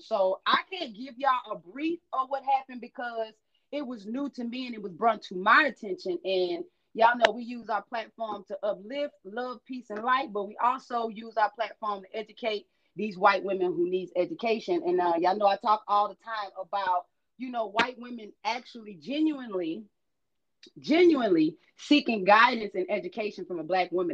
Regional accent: Shreveport, Louisiana, United States; I was raised in Shreveport, Louisiana

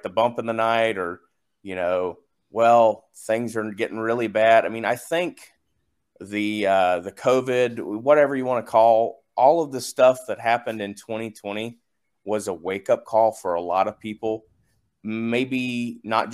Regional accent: the South, United States; I'm from the South

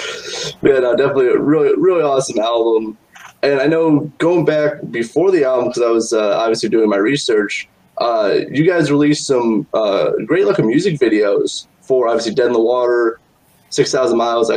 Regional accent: Midwest, United States; we're from the Midwest

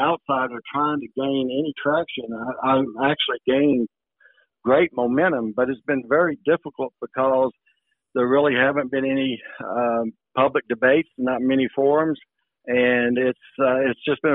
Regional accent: Kentwood, Louisiana, United States; also born or lived in Alexandria, Louisiana; I was born in Alexandria, Louisiana, and raised in Kentwood, Louisiana on a dairy farm.

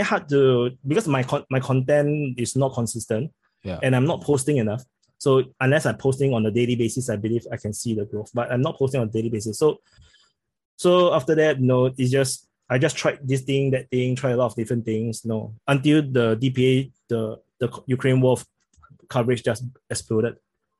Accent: Singapore; accent: Singaporean; I'm very surprised by the support I get from the channel because I speak with a Singaporean accent.

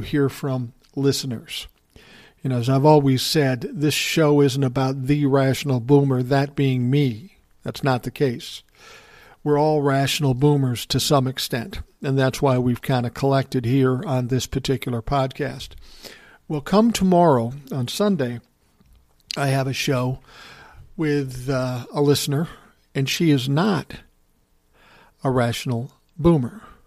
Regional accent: Midwest, United States; I'm from the Midwest

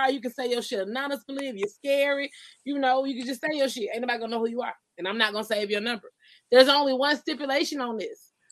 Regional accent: Columbus, Georgia, United States; I was raised in Columbus, Georgia

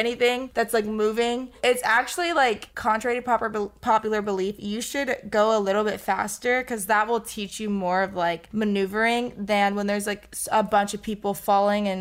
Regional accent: Florida, United States; moved away; not that many people in my hometown have probably even seen snow before because you just are born and raised in, like, a hot and tropical environment.

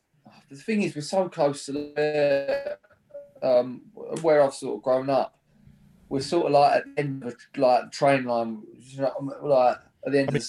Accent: Brentwood, East of England, United Kingdom; moved away as an adult; now in Ongar, United Kingdom; I'm obviously from Brentwood, and my missus is from Epping

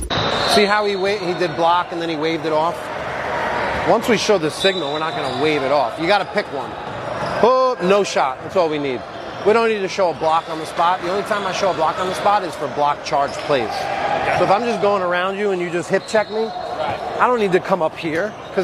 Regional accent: Westchester, New York, United States; my boy from my hometown, Mike

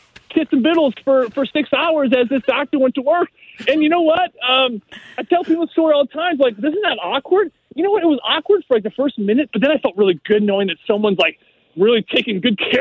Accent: St. Louis, Missouri, United States; St. Louis

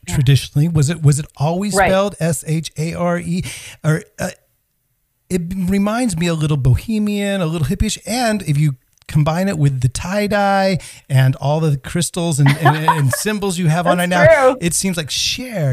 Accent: Bay Area, California, United States; now in Stockholm, Sweden; I grew up on the West Coast. I grew up in the Bay Area.

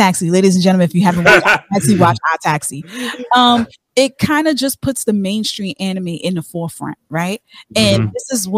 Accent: New York City, New York, United States; I'm from New York, I'm from Brooklyn.

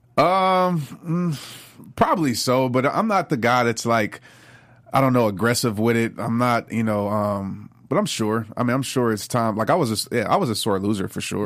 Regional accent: New Orleans, Louisiana, United States; When I grew up in New Orleans, I lived across the street from a Saints player

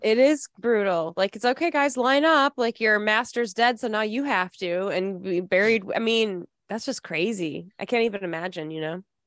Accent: Midland, Michigan, United States; I'm from Midland, Michigan, so that's the he, world headquarters at Dow Chemical

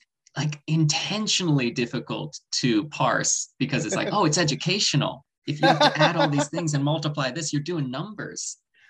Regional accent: Oakland, California, United States; moved away; So I'm from Oakland, California, the Bay Area originally.

